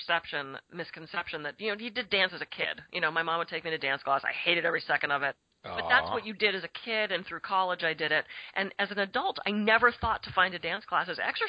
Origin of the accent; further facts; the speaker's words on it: Pittsburgh, Pennsylvania, United States; now in California, United States; I was raised in Pittsburgh. Grew up there.